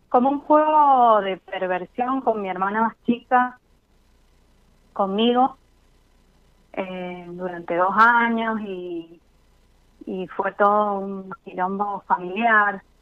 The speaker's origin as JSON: {"language": "Spanish", "region": "Mendoza", "country": "Argentina", "said": "De Mendoza."}